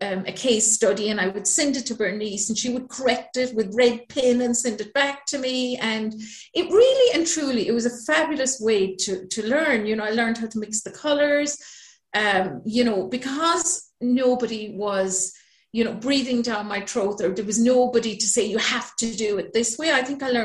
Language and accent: English; Manister, Munster, Ireland; moved away as an adult; also born or lived in Bahrain / Singapore; So as you can hear, I'm originally from Ireland. So I'm from a tiny little village called Manister in the south of Ireland. I come from a huge family of 11 kids.